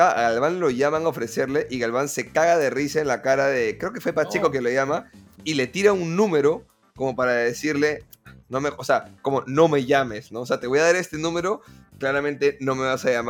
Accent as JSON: {"language": "Spanish", "country": "Peru", "said": "somos peruanos"}